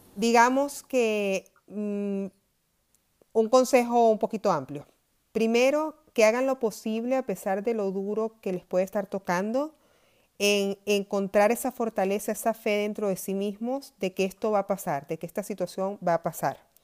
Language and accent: Spanish; Maracay, Aragua, Venezuela; moved away as an adult; now in United States; yo nací en Maracay, en Venezuela